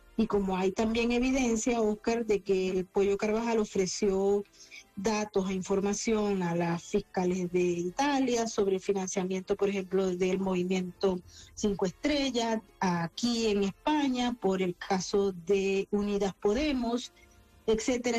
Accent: Venezuela; yo soy venezolana

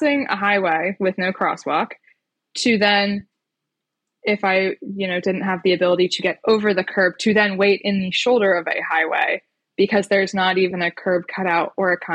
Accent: right outside of Baltimore, Maryland, United States; also born or lived in Bethesda, Maryland; now in Richmond, United States; I grew up right outside of Baltimore

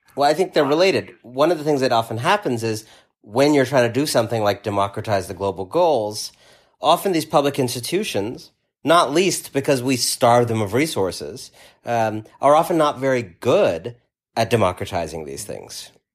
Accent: New York, United States; as a New Yorker

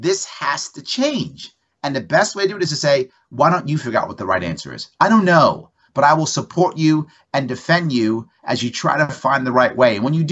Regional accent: New York City, New York, United States; also born or lived in Long Island; now in Queens, New York City, United States; I'm born and raised in the Bronx, some part on Long Island, and now in Queens

